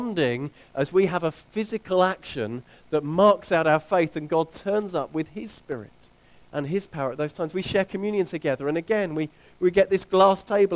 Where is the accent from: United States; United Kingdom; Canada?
United Kingdom; England; we're English, many of us.